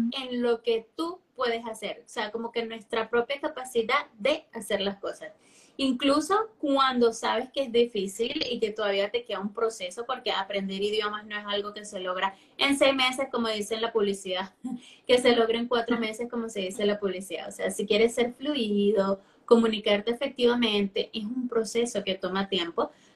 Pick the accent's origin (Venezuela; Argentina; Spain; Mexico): Venezuela; first language Spanish; now in Chile; soy nativa de español, soy de Venezuela pero vivo en Chile